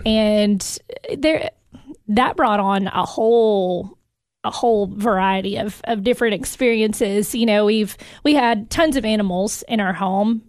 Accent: Jackson County, near Cookeville, Tennessee, United States; also born or lived in Dominican Republic; I am originally from Jackson County. Grew up on a farm about twenty minutes outside of Cookville towards Dawson's Branch

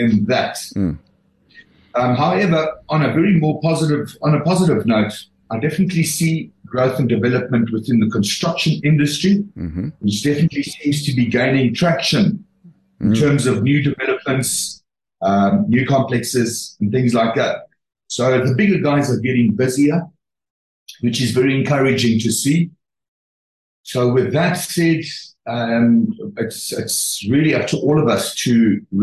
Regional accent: South Africa; we are proudly South African

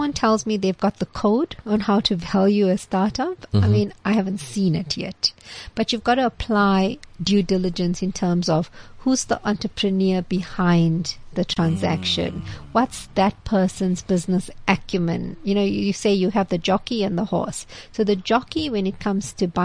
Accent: Chatsworth, KwaZulu-Natal, South Africa; So I grew up in Chatsworth

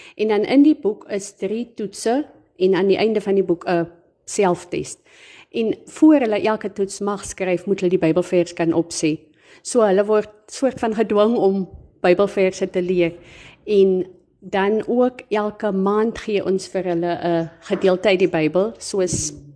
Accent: South Africa; moved away as an adult; now in Springbok, South Africa; ek is oorspronklik van Pernalis, maar ek bly die afgelope paar jaar hier in Springbok

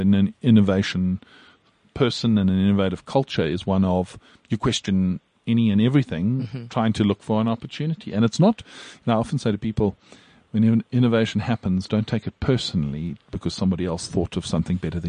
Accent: South Africa; as a South African

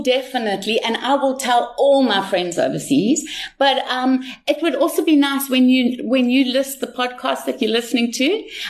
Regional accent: Salt Rock, KwaZulu-Natal, South Africa; place because I'm from Salt Rock.

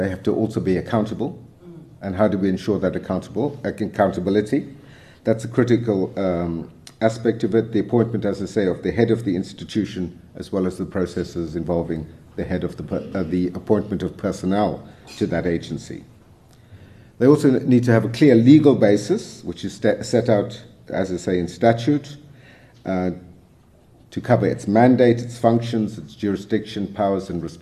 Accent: South Africa; we as broader South African society

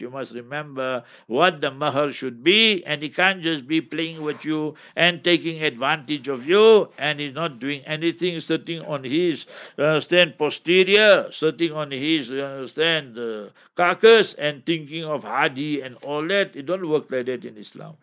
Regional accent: Cape Town, Western Cape, South Africa; I come from Cape Town

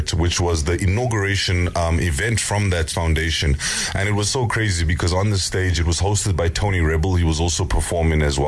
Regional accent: South Africa; My dad's from Zim, my mom as well. I grew up in South Africa

